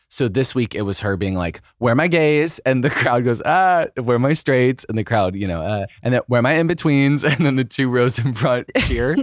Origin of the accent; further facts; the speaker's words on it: Idaho, United States; They raised me as a little closeted boy in Idaho